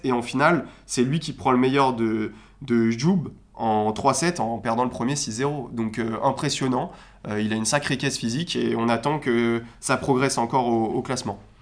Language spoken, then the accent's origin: French; France; en tant que Français